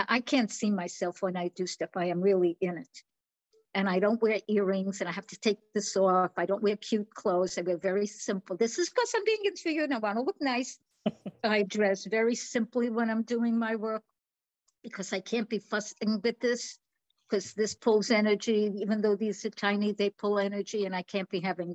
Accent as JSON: {"language": "English", "region": "New York", "country": "United States", "tie": "born or raised there", "moved": "yes", "lives_now": "Florida, United States", "said": "I am definitely born and raised in New York."}